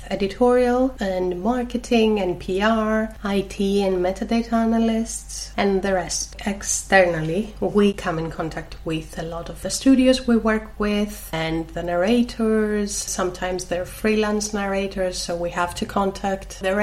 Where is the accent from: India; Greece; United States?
Greece; accent: Greek; my accent, which is obviously Greek